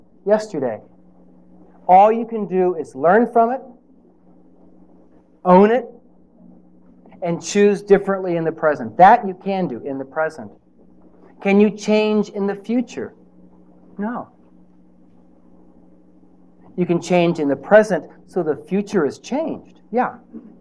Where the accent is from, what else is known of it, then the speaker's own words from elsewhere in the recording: Nebraska, United States; I'm from Nebraska